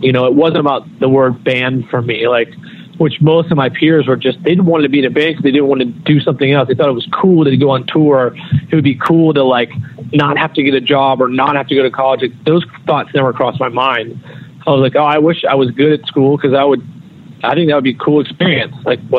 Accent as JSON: {"language": "English", "region": "North Carolina", "country": "United States", "tie": "born or raised there", "said": "I never really fit in anywhere because of probably where I went to school and growing up in North Carolina and all that shit."}